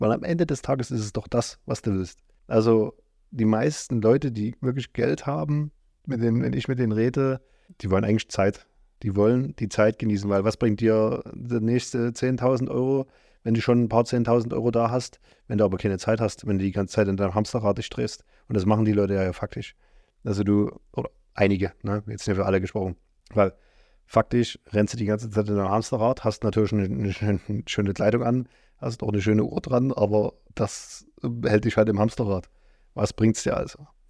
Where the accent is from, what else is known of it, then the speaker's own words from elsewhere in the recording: eastern Germany, East Germany, Germany; bei uns im Osten